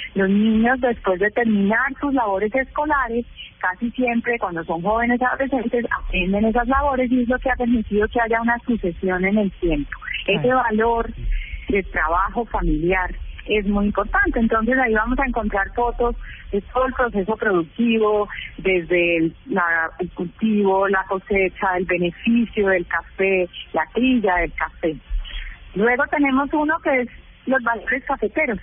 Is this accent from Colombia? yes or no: yes; Colombia; lo que somos los colombianos